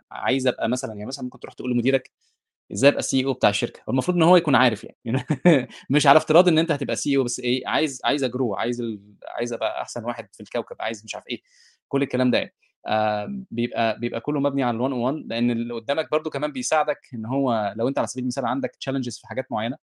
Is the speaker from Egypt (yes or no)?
yes; Egypt; moved away as an adult; انا ده ده حقيقي انا اول ما جيت من مصر